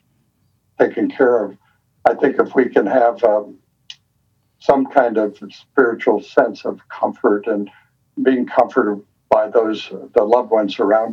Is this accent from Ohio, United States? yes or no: yes; Akron, Ohio, United States; also born or lived in Logan, Ohio; I grew up in Ohio, actually, in Akron, Ohio. Spent most of the years there.